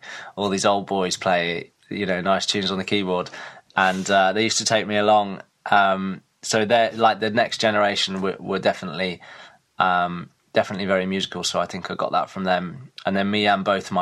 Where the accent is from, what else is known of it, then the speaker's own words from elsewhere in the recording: Reepham, East of England, United Kingdom; moved away; I'm from Norfolk originally. I went to a school in Reefham, which is just outside of Norwich. And yeah, that's where I grew up